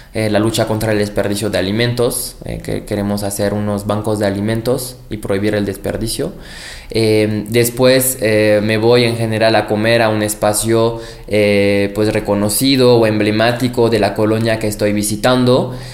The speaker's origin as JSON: {"language": "Spanish", "country": "France", "tie": "born or raised there", "moved": "yes", "lives_now": "Mexico City, Mexico", "said": "Nací en Francia, pero soy orgullosamente mexicano por convicción"}